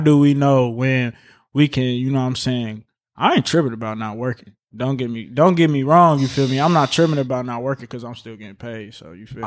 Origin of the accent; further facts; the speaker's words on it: Chicago, Illinois, United States; now in Indianapolis, United States; I'm from Chicago, Illinois